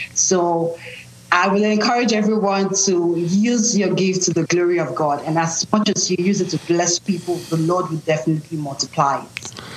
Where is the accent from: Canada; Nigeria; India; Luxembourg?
Nigeria; now in United States; I'm Nigerian. I was born and raised in Nigeria, but I live in the U.S. right now